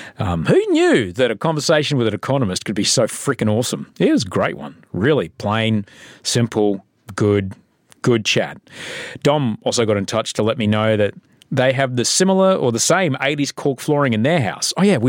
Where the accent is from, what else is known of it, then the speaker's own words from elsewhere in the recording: Sydney, New South Wales, Australia; also born or lived in London / Adelaide / Brisbane / Los Angeles; I'm a TV guy and book writing guy from Sydney, Australia. I was from London and then Adelaide and then Brisbane, then Adelaide and then Sydney and then Los Angeles and now Sydney again.